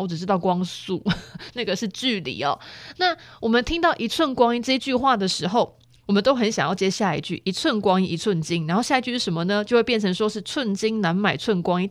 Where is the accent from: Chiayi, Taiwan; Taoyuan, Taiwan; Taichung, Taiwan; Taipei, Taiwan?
Chiayi, Taiwan; 我是嘉义人